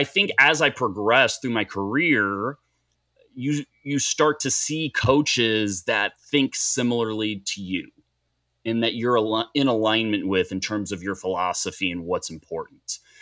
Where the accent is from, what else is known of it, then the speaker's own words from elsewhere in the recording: Dallas, Texas, United States; also born or lived in Boulder, Colorado; I'm from Dallas, Texas, and, and grew up five minutes from the stadium here, uh, in Dallas